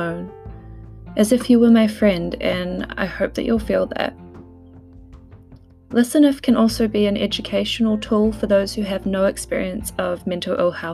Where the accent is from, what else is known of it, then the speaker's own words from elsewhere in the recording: New Zealand; now in United Kingdom; I'm a Kiwi living in the UK